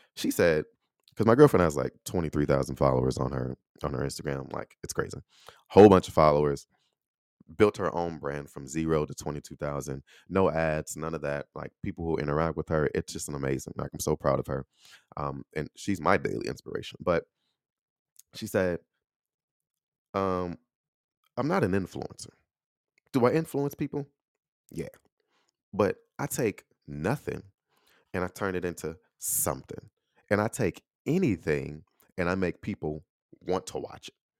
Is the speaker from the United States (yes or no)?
yes; Chicago, Illinois, United States; accent: Chicago; moved away as an adult; also born or lived in Texas; I'm from Illinois. grew up in Chicago, Chicago through and through, right? I still have a Chicago accent